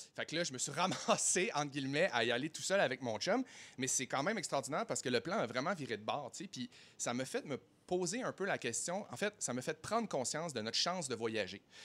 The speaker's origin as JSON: {"language": "French", "town": "Saguenay", "region": "Quebec", "country": "Canada", "moved": "yes", "lives_now": "Montreal, Canada", "said": "je viens de Saguenay"}